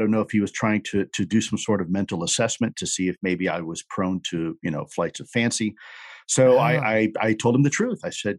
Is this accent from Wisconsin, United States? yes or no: no; Florida, United States; So South Florida, my father was involved in the U.S.-backed operations in the Bay of Pigs.